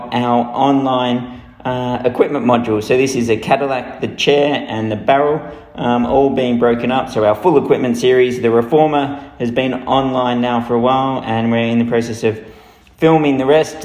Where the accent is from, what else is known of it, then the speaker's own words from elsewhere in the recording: Melbourne, Victoria, Australia; now in United Kingdom; in Melbourne, who are my hometown